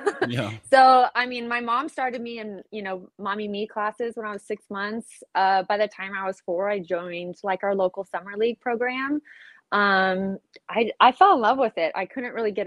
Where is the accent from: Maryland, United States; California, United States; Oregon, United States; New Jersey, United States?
California, United States; Southern; I grew up in Southern California